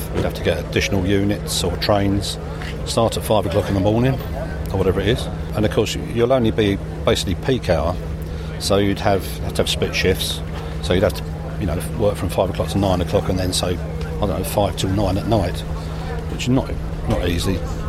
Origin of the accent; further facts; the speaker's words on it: England, United Kingdom; Calling railway stations train stations, because that's American and we're English, therefore there should be railway stations